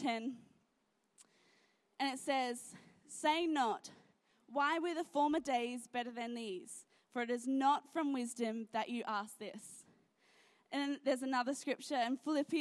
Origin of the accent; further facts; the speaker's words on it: Gold Coast, Queensland, Australia; also born or lived in Sydney; I've moved around a lot in my life. I was born in Sydney, moved to the Gold Coast, and then my parents sort of changed jobs a lot, and so we moved all around the Gold Coast